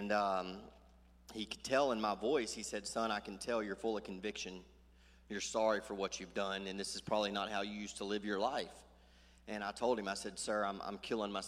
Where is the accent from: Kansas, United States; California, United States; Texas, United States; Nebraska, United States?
Texas, United States; Sulphur Springs; I'm from Sulphur Springs